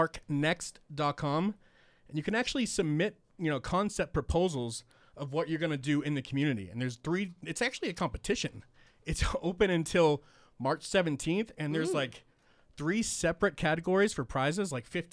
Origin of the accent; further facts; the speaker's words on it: Boston, Massachusetts, United States; I am from Boston, and Fenway Park is the oldest baseball stadium in, you know, the league.